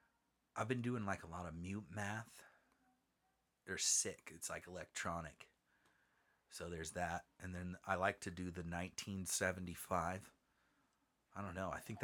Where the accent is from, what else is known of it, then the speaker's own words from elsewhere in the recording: Southern California, United States; we are from Southern California. Beautiful Southern California, but we're mountain people.